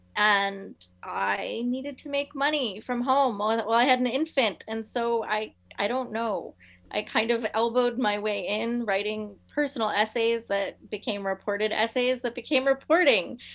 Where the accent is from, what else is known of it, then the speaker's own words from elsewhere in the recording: South Florida, United States; I'm from South Florida, and we did not have a team until 1993